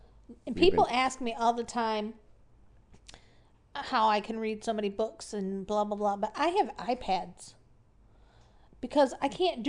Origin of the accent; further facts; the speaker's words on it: Michigan, United States; I am from Michigan. What do you want from me?